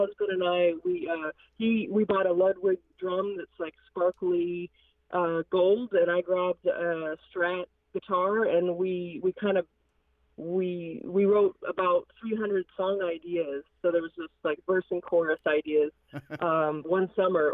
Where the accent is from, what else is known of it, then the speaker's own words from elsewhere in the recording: a reservation in California, United States; now in Massachusetts, United States; I'm just serving homes about an hour away from the reservation I grew up on